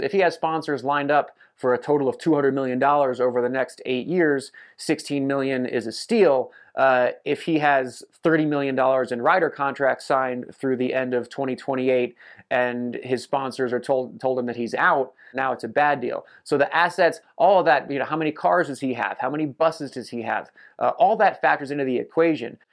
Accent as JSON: {"language": "English", "country": "United States", "said": "I'm American"}